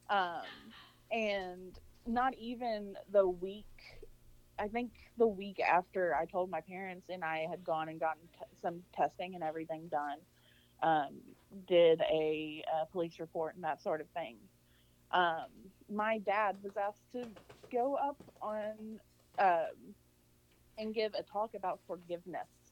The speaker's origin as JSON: {"language": "English", "region": "Arkansas", "country": "United States", "tie": "born or raised there", "also_born_or_lived": "Louisiana", "moved": "as an adult", "said": "I'm from Arkansas originally, uh, and then moved to Louisiana"}